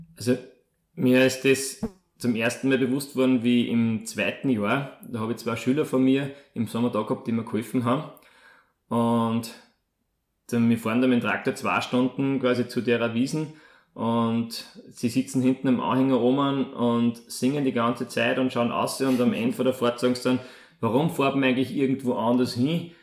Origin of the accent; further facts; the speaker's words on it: Molln, Upper Austria, Austria; also born or lived in Vienna / Salzburg; komme aus Mollen in Oberösterreich